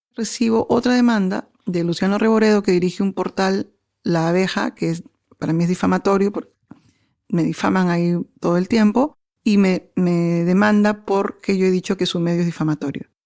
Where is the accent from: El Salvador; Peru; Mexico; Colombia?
Peru; mi país